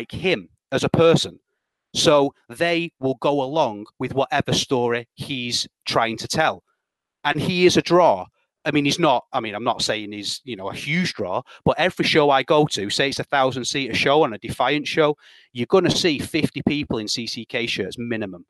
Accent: United Kingdom; I'm British

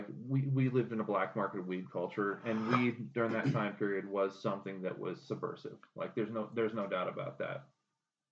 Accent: Littleton, United States; I grew up in Littleton. I mean, I grew up in white fucking suburbia

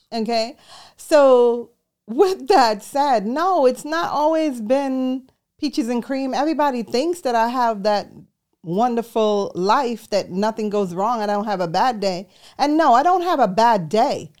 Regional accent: New York City, New York, United States; moved away as an adult; also born or lived in Jamaica; I was born in Jamaica, and I grew up in New York City

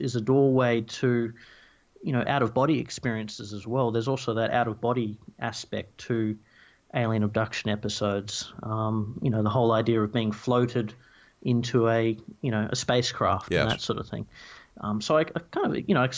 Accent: Tasmania, Australia; I grew up in Tasmania in the forest there

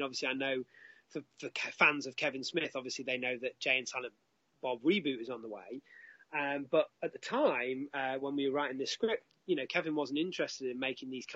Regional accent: Derby, East Midlands, United Kingdom; my hometown, Derby

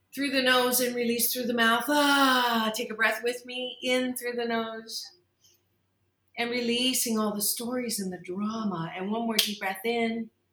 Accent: Kitchener, Ontario, Canada; I was born and raised in Canada in a very non diverse area. Uh, Kitchener, Waterloo, Ontario

